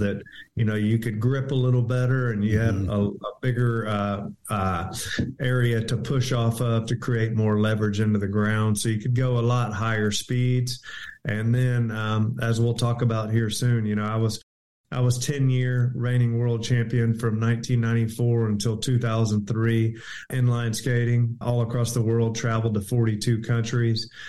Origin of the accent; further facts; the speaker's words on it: Houston, Texas, United States; I grew up in North Houston